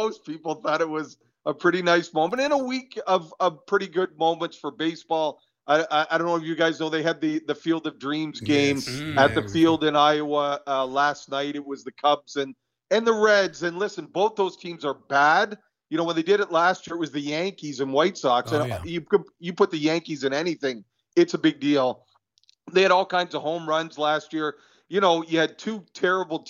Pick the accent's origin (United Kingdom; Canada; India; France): Canada; I'm Canadian